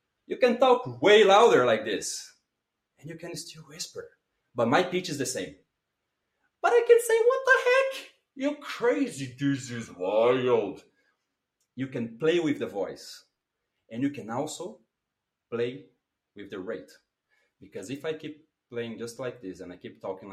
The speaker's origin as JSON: {"language": "English", "country": "Brazil", "second_language": "English", "moved": "as an adult", "lives_now": "Brussels, Belgium", "said": "I come from Brazil, and I live in Belgium. I live in Brussels."}